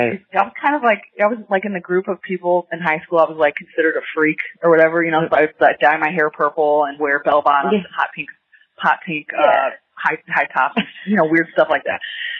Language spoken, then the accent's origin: English; Ferguson, Missouri, United States; I grew up in Ferguson, Missouri, which is a little bit outside of St. Louis.